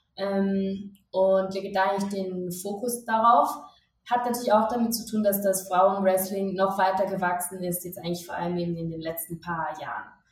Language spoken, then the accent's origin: German; Switzerland; moved away as an adult; now in Mexico City, Mexico; ich bin Schweizerin ähm, und ich habe vorher im Marketing in der Schweiz gearbeitet.